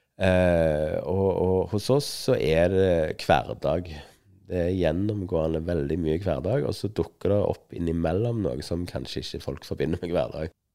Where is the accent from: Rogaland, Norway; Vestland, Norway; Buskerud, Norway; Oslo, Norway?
Rogaland, Norway; Stavanger; jeg kom fra Stavanger, og hun hadde stavangerdialekt.